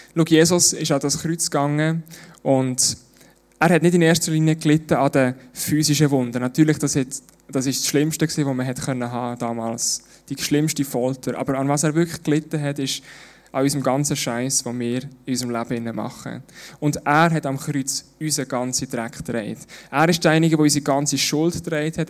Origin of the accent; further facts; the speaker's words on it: Switzerland; bei uns in der Schweiz